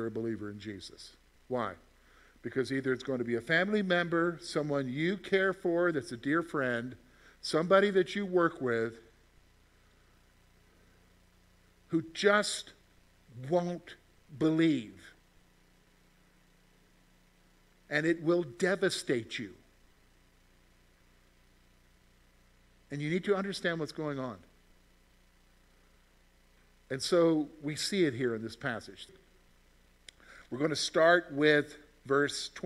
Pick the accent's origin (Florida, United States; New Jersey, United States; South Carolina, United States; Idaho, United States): South Carolina, United States; now in Pennsylvania, United States; I'm from South Carolina.